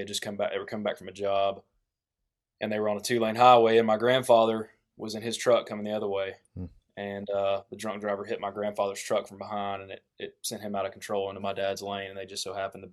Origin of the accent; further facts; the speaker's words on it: East Tennessee, United States; they'd all mess with me about my accent, and they started calling me Tennessee